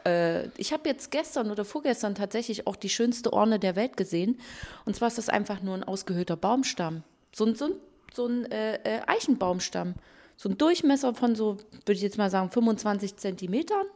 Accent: Germany; bei uns in Deutschland

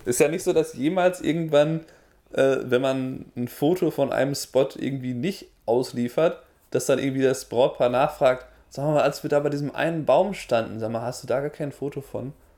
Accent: Germany; now in United States; bin ich als Deutscher in den USA

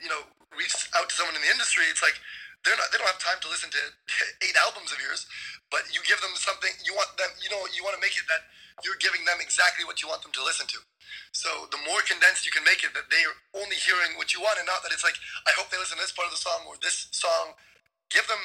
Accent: Montreal, Quebec, Canada; also born or lived in Waterloo; I'm from Montreal.

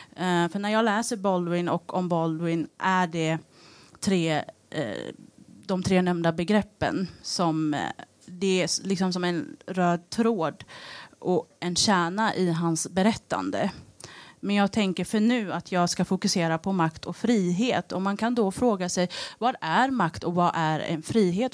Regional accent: Eritrea; now in Sweden; där jag kommer ifrån, Eritrea

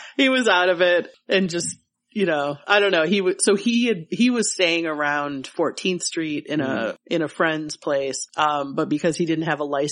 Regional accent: Michigan, United States; moved away; when I'm from Michigan, I would say hollow

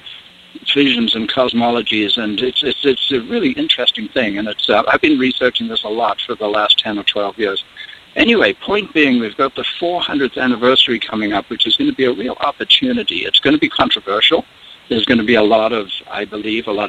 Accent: South Africa; also born or lived in England; now in United States; I grew up in South Africa, so I grew up among the Zulus and various tribal folks there. I'm an Englishman born in England back in 1943, and ended up coming

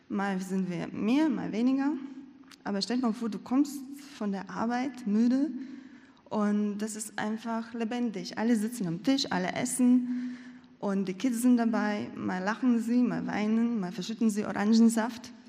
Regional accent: Latvia; ich bin in Lettland aufgewachsen, in einer großen Familie. Und damals, ähm, das Denken der Menschen und das Leben wurde sehr stark geprägt von dem Kulturgut und Gedankengut der Sowjetunion.

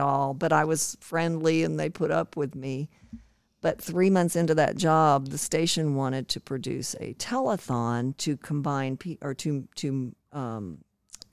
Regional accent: Mascot, Tennessee, United States; moved away; also born or lived in New Mexico; I was born in New Mexico, but my dad was a mining engineer, and we moved to Mascot, Tennessee

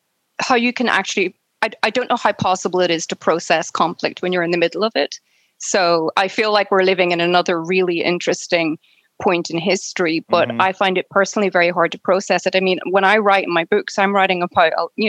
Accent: Northern Ireland, United Kingdom; I was born in Northern Ireland, which is the part of Ireland that's run by Britain, it's part of the United Kingdom. So when I grew up in Northern Ireland

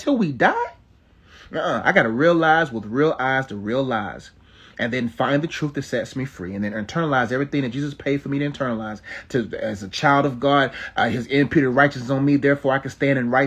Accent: Nigeria; I'm Nigerian

